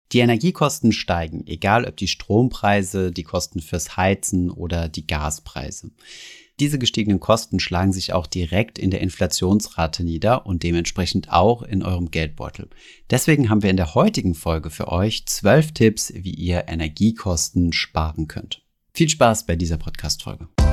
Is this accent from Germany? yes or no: yes; Germany; bei uns in Deutschland